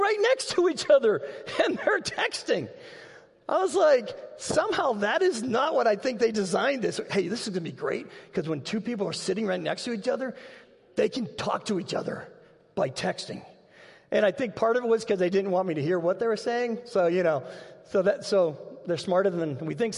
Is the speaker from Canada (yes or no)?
no; Massachusetts, United States; now in Dubuque, United States; We grew up in Massachusetts, and every Sunday, we were going to be at church